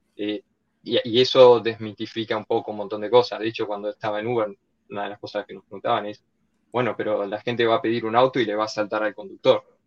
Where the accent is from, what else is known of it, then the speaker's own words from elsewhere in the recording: Argentina; moved away as an adult; also born or lived in Barcelona, Spain / New York, United States; originariamente de Argentina, como todo argentino tres cuartos italiano y un cuarto español